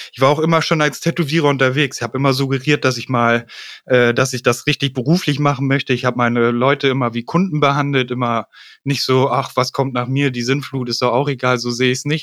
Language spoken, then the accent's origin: German; Hanover, Lower Saxony, Germany; ich komme aus Hannover und äh, bin 34 Jahre alt